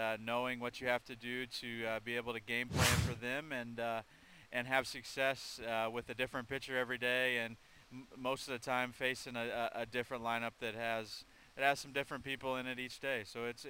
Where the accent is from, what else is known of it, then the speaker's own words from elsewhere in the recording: Midwest, United States; I think for me, growing up in the Midwest, I got a chance to watch a lot of Cardinals games.